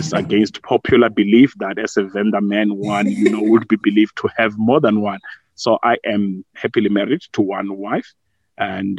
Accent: Vuwani, Limpopo, South Africa; also born or lived in Polokwane; born and bred in Vuani in Limpopo. That's just outside the famous town of Thohoyandou.

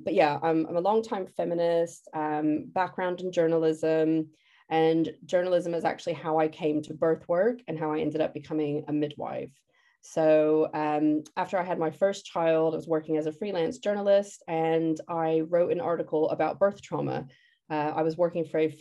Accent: United States; moved away as an adult; also born or lived in London, United Kingdom; now in Shoreham-by-Sea, United Kingdom; I'm originally from the States, but I've lived in the UK for about 20 years

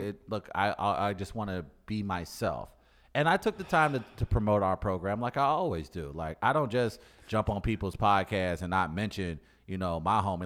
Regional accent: St. Louis, Missouri, United States; listen to my accent. I'm from the Lou.

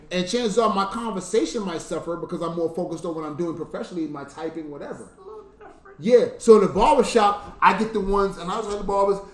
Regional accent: New York, United States; I was from New York

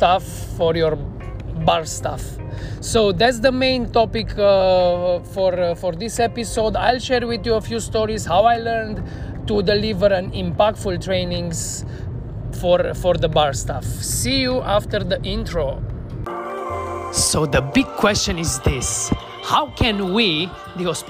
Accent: Cluj-Napoca, Cluj County, Romania; moved away as an adult; now in Bucharest, Romania; Last time I worked here in my hometown in Cluj-Napoca

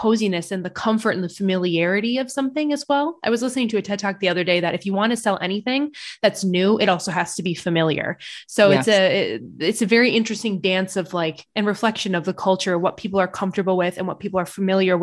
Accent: United States; moved away as an adult; I'm an American, but I moved back here to kind of find my roots

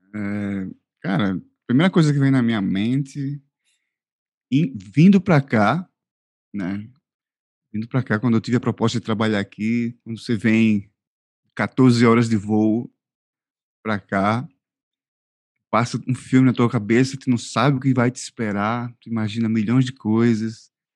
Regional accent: Northeast Region, Brazil; accent: Nordestino; now in Al Ain, United Arab Emirates; eu ser do Nordeste, como vocês devem ter percebido, meu sotaque, é, é de uma região quente

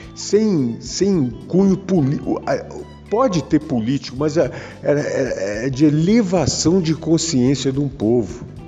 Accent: Brazil; como brasileiro sou e gosto daqui e adoro esse país

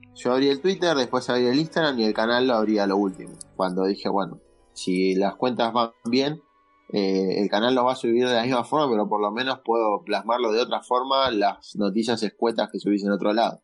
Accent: Argentina; now in Buenos Aires, Argentina; yo soy de Capital, vivo acá en Capital, pero soy de provincia en realidad.

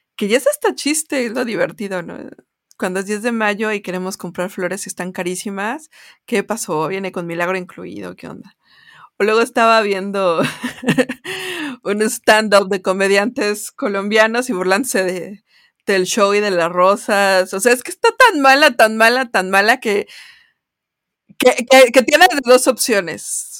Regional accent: Mexico; como mexicanas o mexicanos

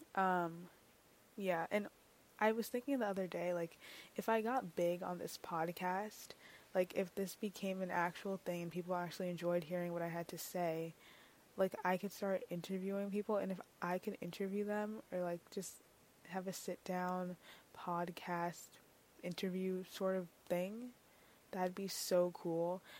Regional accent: New York City, New York, United States; I'm from New York City

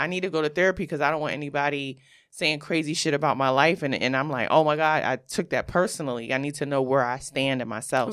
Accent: New York City, New York, United States; I'm from Brooklyn, New York

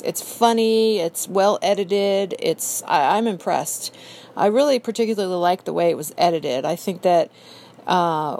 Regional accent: San Diego, California, United States; I'm not from Laurel Canyon, but I am from San Diego, California

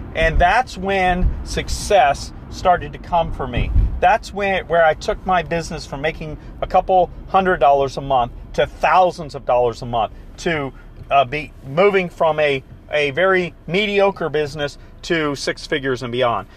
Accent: the South, United States; I'm from the South, so we say fixings

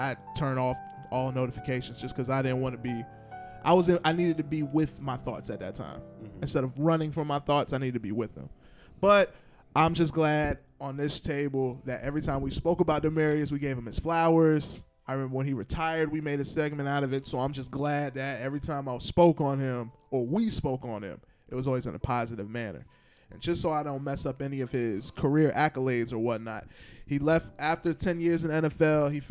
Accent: Georgia, United States; I'm from Georgia

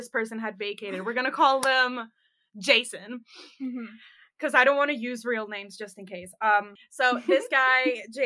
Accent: United States; accent: American (slightly off); my American accent was, like, slightly off

